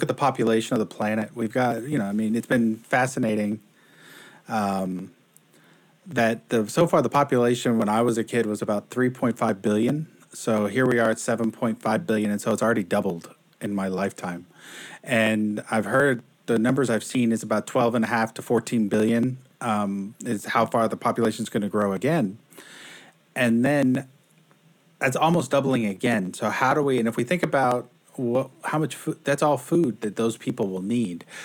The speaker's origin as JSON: {"language": "English", "town": "Houston", "region": "Texas", "country": "United States", "tie": "born or raised there", "moved": "yes", "lives_now": "Seattle, United States", "said": "I grew up in Houston."}